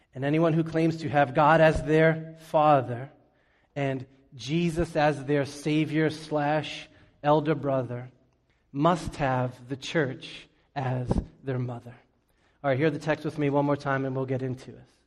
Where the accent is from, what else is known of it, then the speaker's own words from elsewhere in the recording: Boston, Massachusetts, United States; also born or lived in New York City; When I was a kid, we moved from New York City to Boston.